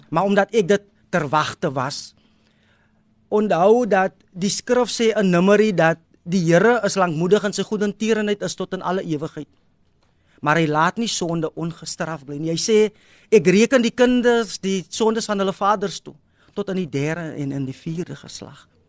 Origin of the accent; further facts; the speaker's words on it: Wellington, Western Cape, South Africa; now in Kylemore, South Africa; ek het groot geword in Wellington